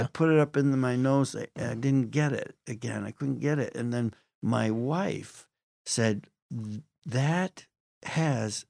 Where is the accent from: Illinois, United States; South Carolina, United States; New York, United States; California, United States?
New York, United States; Western New York State, United States; I grew up in Western New York State